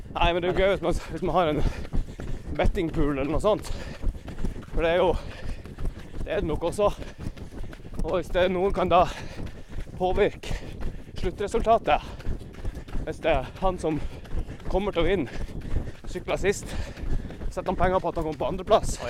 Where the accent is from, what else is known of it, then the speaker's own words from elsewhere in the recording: Northern Norway, Norway; jeg er jo nordlending